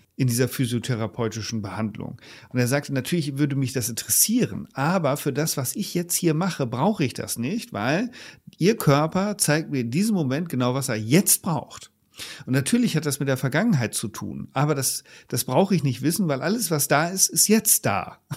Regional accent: Leer, Lower Saxony, Germany; moved away; aus dem ostfriesischen Leer meiner alten Heimatstadt

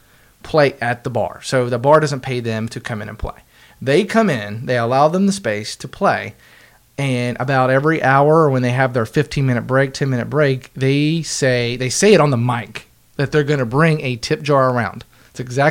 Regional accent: West Virginia, United States; growing up in West Virginia, I do have a lot of country music in me

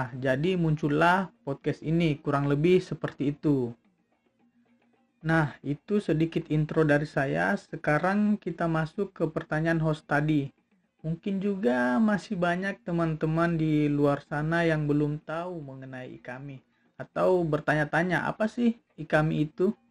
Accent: Palopo, South Sulawesi, Indonesia; Saya berasal dari Palopo, berkuliah di Telkom University Bandung.

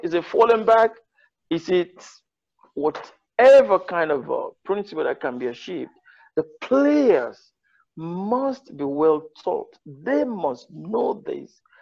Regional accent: Ondo, Nigeria; also born or lived in Spain / England; I'm from Ondo State.

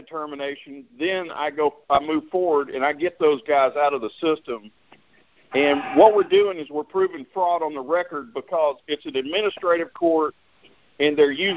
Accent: Atlanta, Georgia, United States; I'm from Atlanta, Georgia

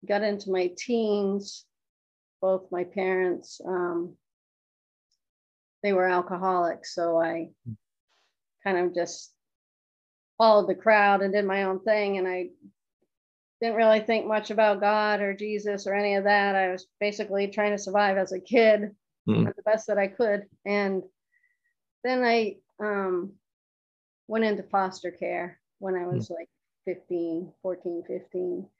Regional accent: Lebanon, New Hampshire, United States; I was born and raised in Lebanon, New Hampshire

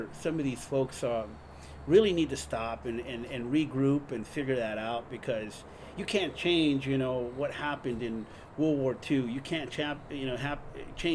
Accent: Guadalajara, Jalisco, Mexico; born or raised there; moved away; also born or lived in Hollywood, California, United States

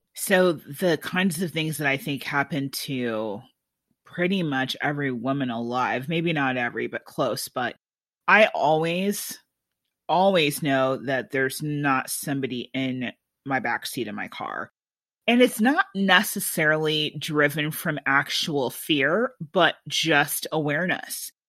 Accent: Iowa City, Iowa, United States; growing up in Iowa City

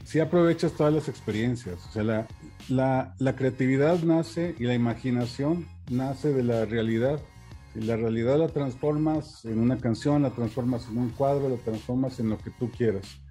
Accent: Saltillo, Coahuila, Mexico; also born or lived in Acuña, Coahuila / Frontera, Coahuila; nací aquí en Saltillo en 1978

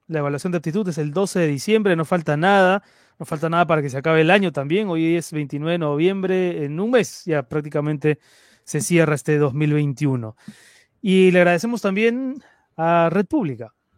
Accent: Peru; Las crisis continuas que los peruanos venimos soportando

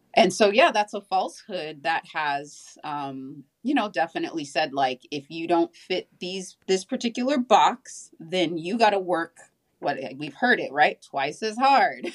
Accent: Southern California, United States; I grew up in Southern California

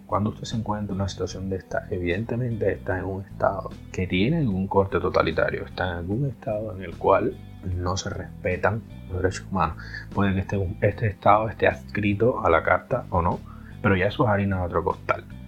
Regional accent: Cuba; yo soy cubano

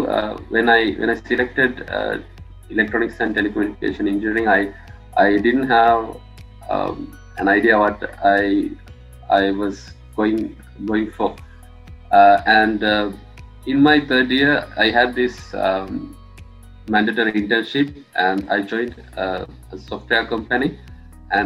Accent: Matara, Southern Province, Sri Lanka; moved away as an adult; I'm from Mathura in Sri Lanka, and I studied at Rahula College Mathura from grade 1 to grade 13

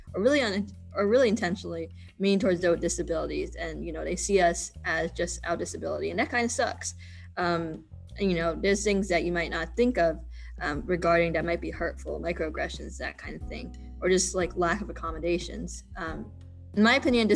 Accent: Virginia, United States; moved away; organizations back in my home state with James Madison University and the Northern Virginia Resource Center for the Deaf and Hard of Hearing

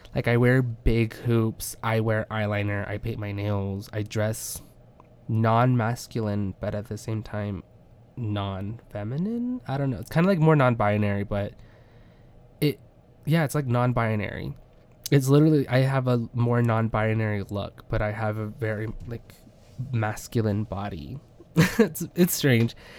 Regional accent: Midwest, United States; I am from the Midwest

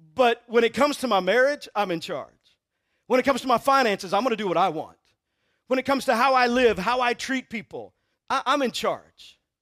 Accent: Texas, United States; I'm from Texas

